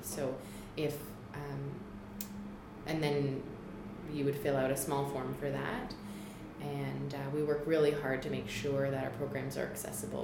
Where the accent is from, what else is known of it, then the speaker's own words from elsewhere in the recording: Toronto, Ontario, Canada; moved away as an adult; also born or lived in National Capital Region; now in Ottawa, Canada; I am new to the National Capital Region. I grew up in Toronto